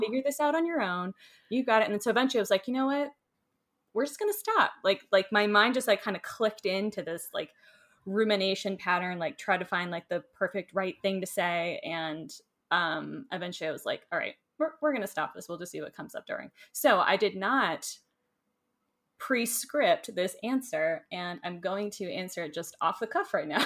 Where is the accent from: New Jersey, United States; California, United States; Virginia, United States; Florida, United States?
Florida, United States; now in Asheville, United States; I grew up in Florida, so I love warm weather.